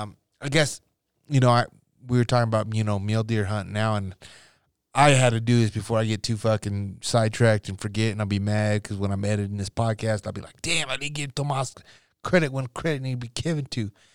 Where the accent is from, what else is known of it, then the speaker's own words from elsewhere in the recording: Nebraska, United States; growing up in Nebraska